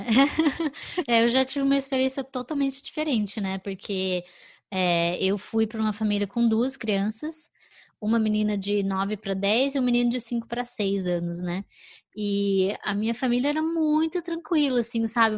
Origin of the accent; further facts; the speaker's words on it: Curitiba, Paraná, Brazil; moved away as an adult; also born or lived in Chicago, United States; now in New York, United States; Eu nasci, morei a vida inteira lá em Curitiba